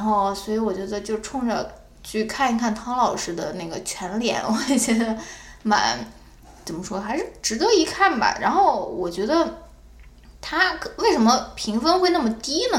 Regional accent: China; 我们中国人嘛，从小长大

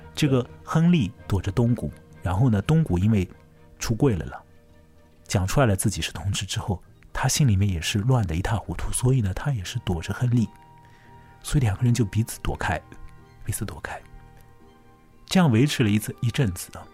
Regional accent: China; 大概对于我们中国人来讲的话

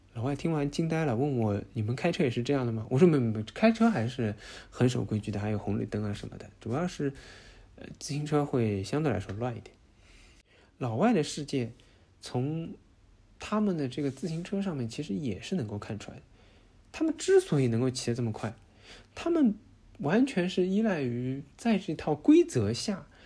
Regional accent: China; now in Netherlands; 我们中国人一直生活在不安感当中

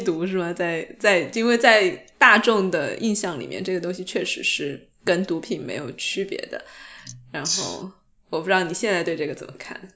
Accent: Sichuan, China; 其实跟我们四川人真的有点像

